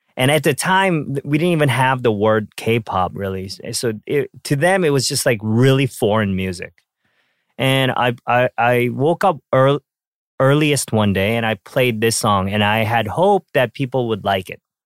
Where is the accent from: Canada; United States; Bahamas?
Canada; when I, um, was growing up in Canada, uh, I think I was, like, twelve, thirteen